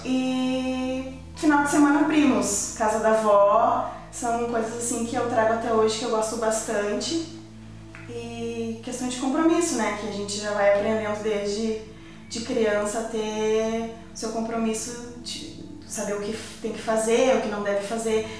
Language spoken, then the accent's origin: Portuguese; Porto Alegre, Rio Grande do Sul, Brazil; nasci em Porto Alegre, no Hospital da PUC, num domingo de Páscoa